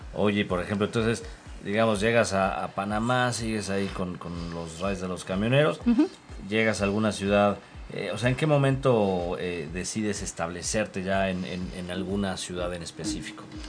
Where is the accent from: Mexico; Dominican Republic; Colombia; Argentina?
Mexico; como decimos aquí en México